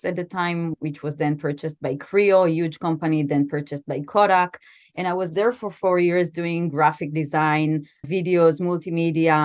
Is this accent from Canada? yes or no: no; Israel; also born or lived in New York City, United States; I was born and raised mostly in Israel. I spent my high school years actually in New York